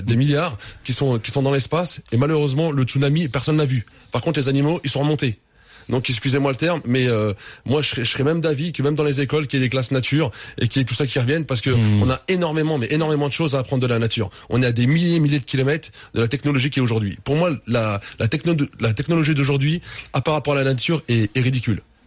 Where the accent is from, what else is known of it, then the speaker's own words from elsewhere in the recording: France; je suis français